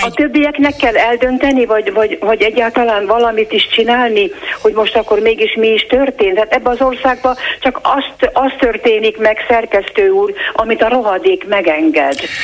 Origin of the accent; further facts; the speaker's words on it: Hungary; Én szégyelem, hogy magyar vagyok